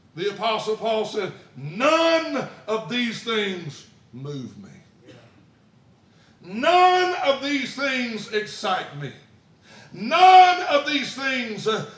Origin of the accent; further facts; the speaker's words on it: Alabama, United States; I grew up in Alabama